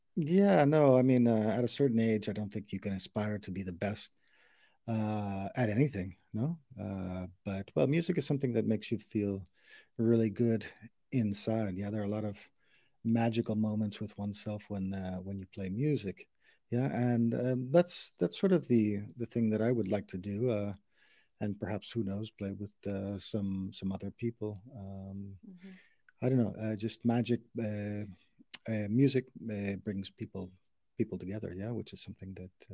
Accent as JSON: {"language": "English", "town": "St. Louis", "region": "Missouri", "country": "United States", "tie": "born or raised there", "moved": "as an adult", "lives_now": "Spain", "said": "I'm from St. Louis, Missouri, in the United States, where I, I lived um, a lot of my childhood"}